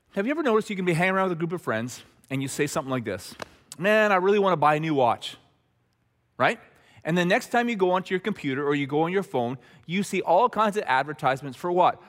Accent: Red Deer, Alberta, Canada; the guys I grew up with in Red Deer

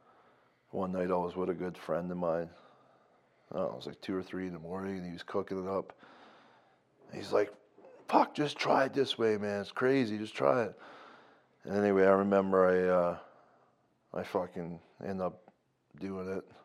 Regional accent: Newfoundland and Labrador, Canada; moved away as an adult; also born or lived in Lloydminster; now in Calgary, Canada; I'm from Newfoundland. I came here when I was 19

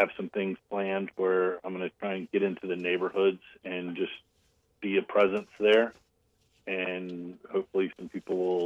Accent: United States; I grew up in Sockety, 2 miles from door to door from where I live now to my mom's house, where I grew up

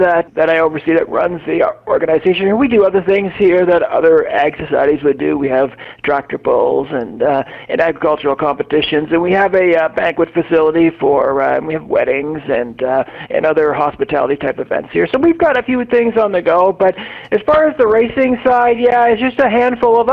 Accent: Dresden, Ontario, Canada; I grew up in the Dresden area, and of course there's a small track there

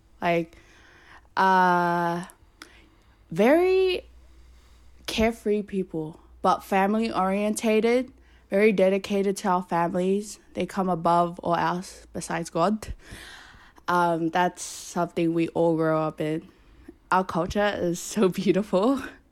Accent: Sydney, New South Wales, Australia; I grew up in Punch Bowl, so Punch Bowl, Wiley Park area

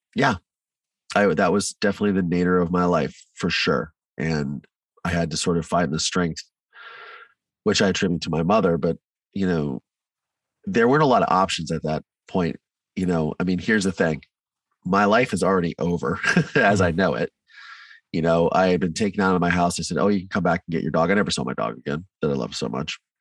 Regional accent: Mansfield, Ohio, United States; also born or lived in Virginia; I grew up in Ohio in a small town called Mansfield

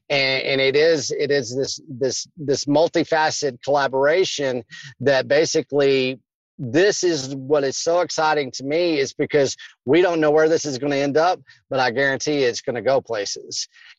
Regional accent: Kentucky, United States; But what I did is I grew up in Kentucky.

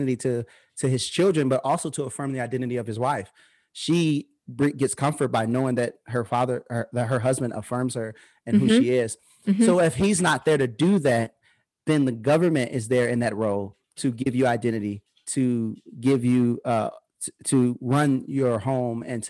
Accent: Peoria, Illinois, United States; I was raised in the Harrison Homes in Peoria, Illinois

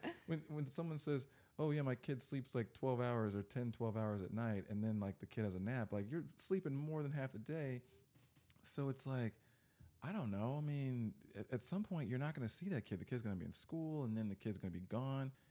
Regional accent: Texas, United States; I grew up in Texas

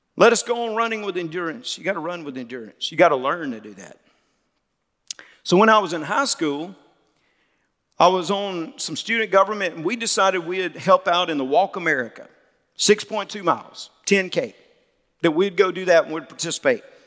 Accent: Mississippi, United States; now in Louisiana, United States; I'm not from Louisiana. I'm from Mississippi, but I got here as soon as I could

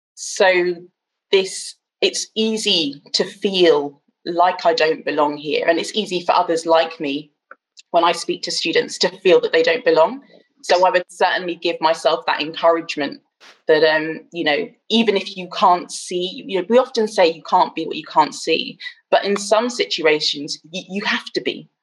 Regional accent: Bristol, South West England, United Kingdom; now in London, United Kingdom; I live in northwest London, but I originally hail from Bristol

